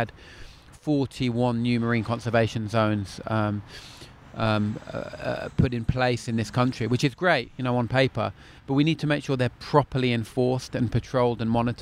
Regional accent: London, United Kingdom; moved away as an adult; now in Cornwall, United Kingdom; I'm a Londoner born and bred, happily transposed to my excellent life in Cornwall

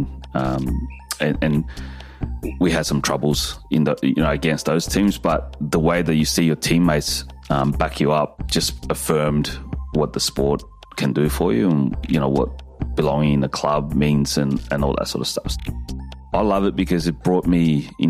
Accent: Australia; I'm a Chinese Australian. So, I've lived a pretty interesting life here in Australia.

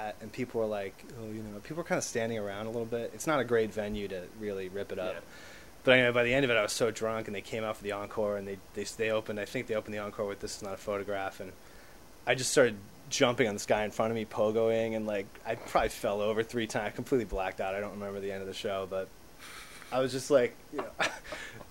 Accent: outside of Boston, Massachusetts, United States; moved away; growing up outside of Boston, coming into Boston for shows as a teenager

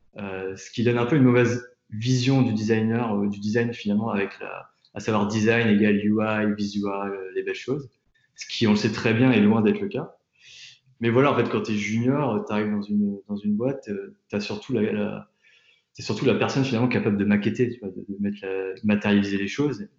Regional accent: Tours, Centre-Val de Loire, France; moved away as an adult; also born or lived in Nantes / New York; now in Paris, France; je viens de Tours, j'ai étudié à Nantes, j'ai passé pas mal de temps à, New York pour, faire mes stages, et je vis à Paris depuis maintenant 5 ans

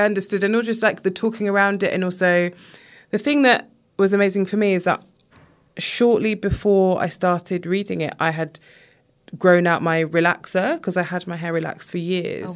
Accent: United Kingdom; I was born here, but my family are from Jamaica

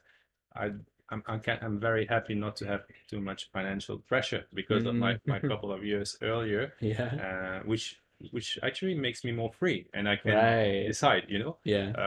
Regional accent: France; moved away as an adult; also born or lived in China; I grew up in France

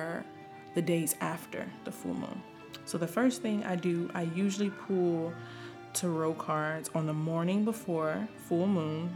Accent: the South, United States; I'm from the South

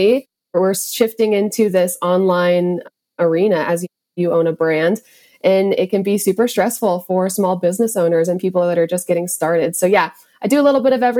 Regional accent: Montana, United States; growing up in Montana

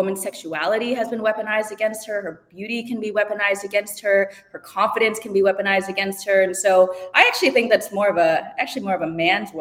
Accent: Madison, Wisconsin, United States; I was born in Madison, Wisconsin, and my parents immigrated right after the Cultural Revolution

